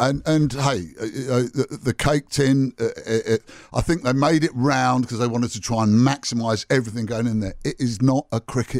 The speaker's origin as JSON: {"language": "English", "region": "England", "country": "United Kingdom", "moved": "yes", "lives_now": "New Zealand", "said": "as an Englishman"}